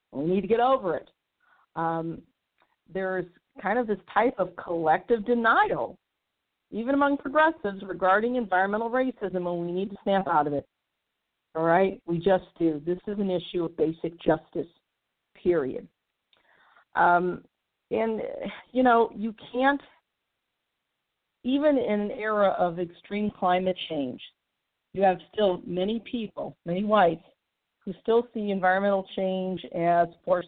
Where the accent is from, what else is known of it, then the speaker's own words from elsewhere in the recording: St. Louis, Missouri, United States; My hometown of St. Louis is a prime example.